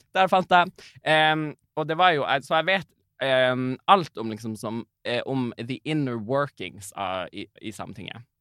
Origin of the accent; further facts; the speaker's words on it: Karasjok, Finnmark, Norway; jeg er jo fra Karasjok